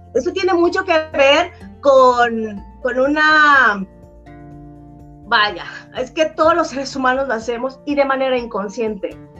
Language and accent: Spanish; Mexico; yo soy mexicana, amo mi país